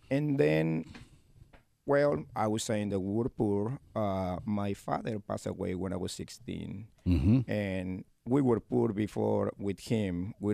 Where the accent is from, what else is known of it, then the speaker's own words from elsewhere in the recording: Córdoba, Argentina; English is a second language; now in Lexington, United States; Well, uh, I am from Cordoba. Cordoba is my hometown, my state.